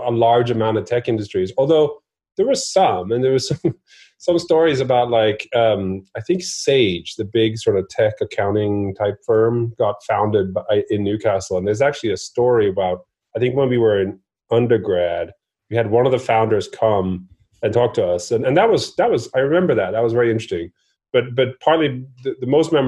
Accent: Norway; I grew up in Norway

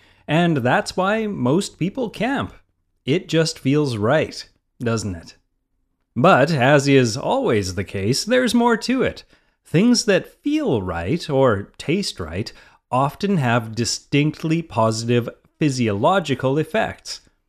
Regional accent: Maine, United States; now in Malibu, United States; From my early days as a kid growing up in Maine, where it seemed like everyone camped, to my death-defying adventures with Outward Bound in the wilds of New England as a teen, to my new current setup running a business in the Malibu Hills

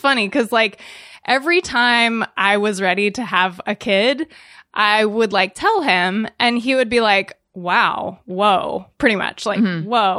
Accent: California, United States; Northern California, San Francisco Bay Area.

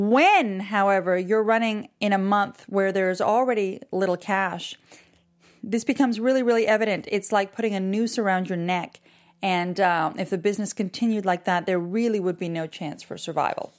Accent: Canada; now in Miami, United States; I'm Canadian

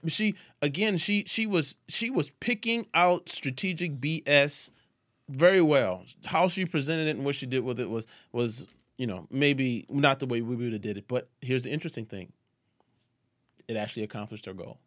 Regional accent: New Orleans, Louisiana, United States; accent: Southern drawl; Southern draw comes out. I am from New Orleans

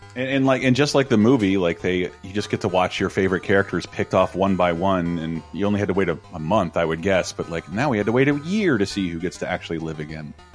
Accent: Florida, United States; moved away as an adult; now in California, United States; growing up in Florida

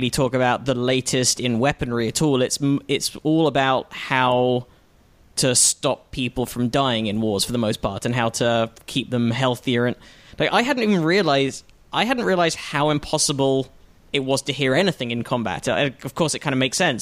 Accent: United Kingdom; I'm the British one.

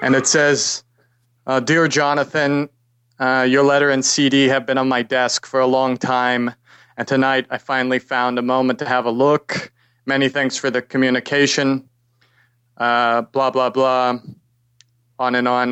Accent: New York City, New York, United States; also born or lived in Pasadena, California; I'm from New York originally.

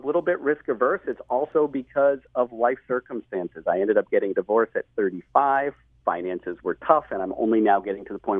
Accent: New England, United States; Yeah, I grew up in New England.

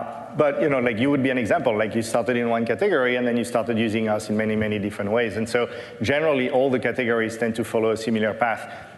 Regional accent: Paris, Île-de-France, France; English is a second language; I didn't live in Silicon Valley. I grew up in Paris. Learning to code in Paris was not something that was cool or well-known

